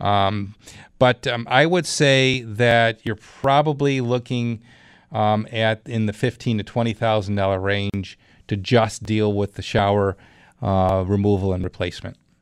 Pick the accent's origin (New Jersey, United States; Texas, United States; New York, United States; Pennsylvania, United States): New York, United States; Clarence; my hometown, Madeline and Clarence